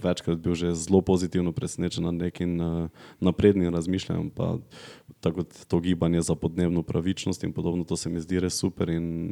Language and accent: Slovenian; Gornja Radgona, Slovenia; accent: Radgona dialect; jaz sem iz Radgune, iz družine, ki, ki je zelo apolitična